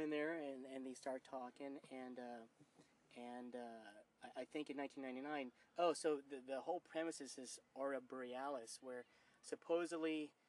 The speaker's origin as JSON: {"language": "English", "region": "New York", "country": "United States", "said": "For my end, and I'm from New York, and I don't sound like I'm from New York."}